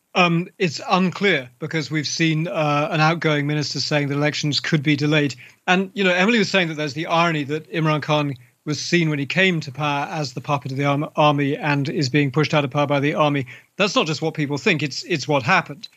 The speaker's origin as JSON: {"language": "English", "region": "London", "country": "United Kingdom", "tie": "born or raised there", "said": "my hometown of London. You know, I grew up as a child in London."}